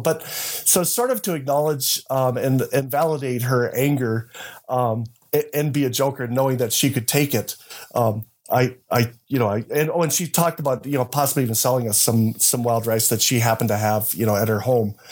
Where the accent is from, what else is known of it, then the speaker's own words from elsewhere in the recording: United States; we grew up in the Fargo Moorhead area, which is south of Winnipeg